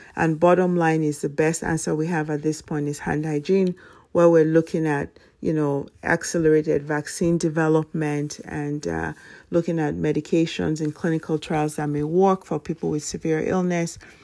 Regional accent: Nigeria; moved away as an adult; now in United States; my elementary school from Nigeria

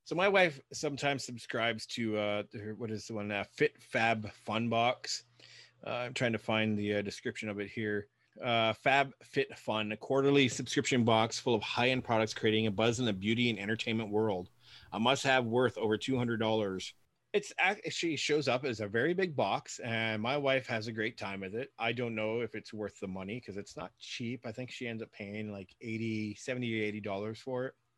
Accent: Guelph, Ontario, Canada; my hometown is Guelph. Well, our hometown was Guelph

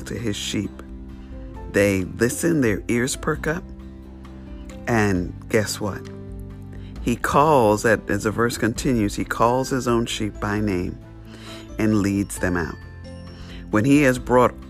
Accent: New York City, New York, United States; I grew up in New York City, straight city. There was no sheep

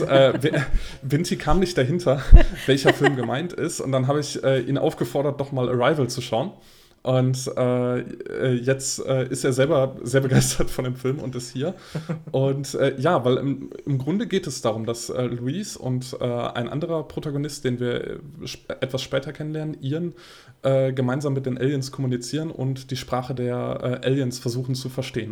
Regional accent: Bonn, North Rhine-Westphalia, Germany; in einem Studentenkino in äh, Bonn. Äh, das ist meine Heimatstadt

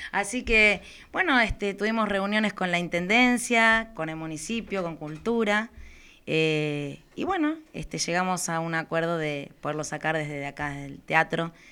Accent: Zona Sur, Buenos Aires Province, Argentina; Somos de acá de Zona

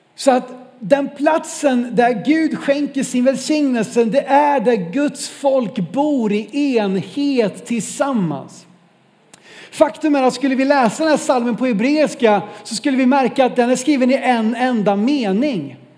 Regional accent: Norrland, Sweden; som norrlänning

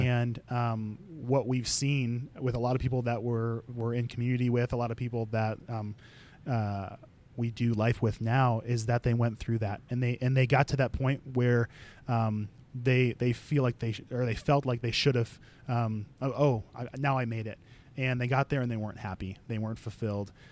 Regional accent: Chicago, Illinois, United States; I'm originally from Chicago. I grew up there with a large family.

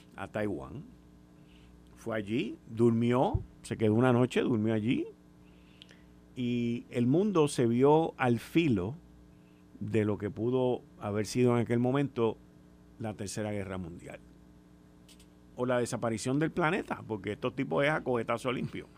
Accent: Puerto Rico; nosotros como isla, como puertorriqueños, como ciudadanos americanos

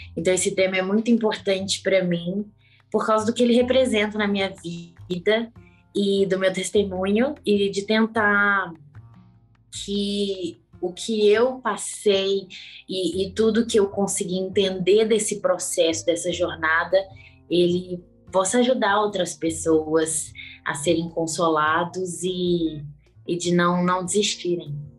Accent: Belo Horizonte, Minas Gerais, Brazil; Eu sou de Belo Horizonte, Minas Gerais

